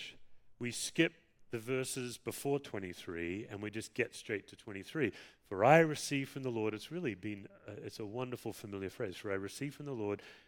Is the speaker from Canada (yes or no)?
no; Perth, Western Australia, Australia; moved away; Perth, my hometown